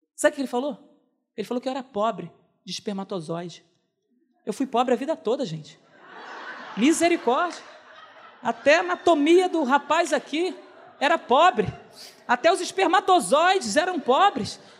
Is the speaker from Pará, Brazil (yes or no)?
no; Rio de Janeiro, Brazil; also born or lived in Nova Iguaçu; fui morar numa comunidade onde eu nasci, na freguesia